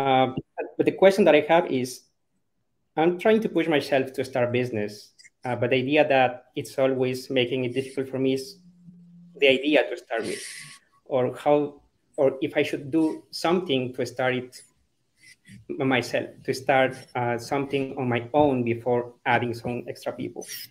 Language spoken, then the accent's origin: English; Ecuador; moved away as an adult; now in Dallas, United States; I'm from Ecuador.